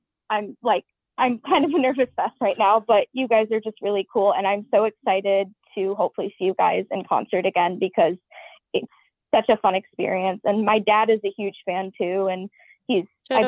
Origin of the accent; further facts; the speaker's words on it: Portland, Oregon, United States; I'm from Portland, Oregon, and I'm almost 18.